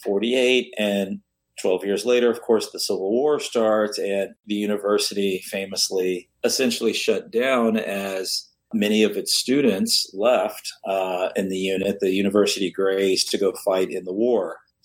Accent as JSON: {"language": "English", "town": "San Antonio", "region": "Texas", "country": "United States", "tie": "born or raised there", "moved": "as an adult", "lives_now": "Oxford, United States", "said": "I grew up in San Antonio, Texas, and there was a Robert E. Lee High School there."}